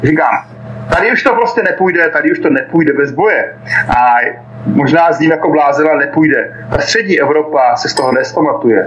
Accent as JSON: {"language": "Czech", "country": "Czechia", "tie": "born or raised there", "moved": "as an adult", "lives_now": "Donetsk, Ukraine", "said": "já jsem vyrostl v Československu, přísahal jsem Československu"}